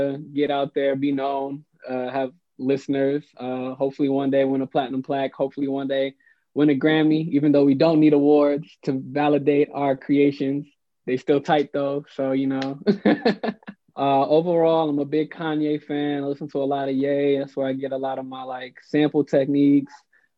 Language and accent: English; St. Louis, Missouri, United States; now in Atlanta, United States; I'm from St. Louis, Missouri, but I'm living in Atlanta right now